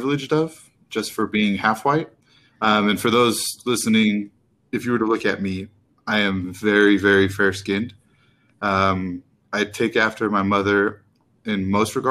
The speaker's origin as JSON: {"language": "English", "town": "Austin", "region": "Texas", "country": "United States", "tie": "born or raised there", "moved": "yes", "lives_now": "Utah, United States", "said": "I grew up in Austin, Texas, mostly"}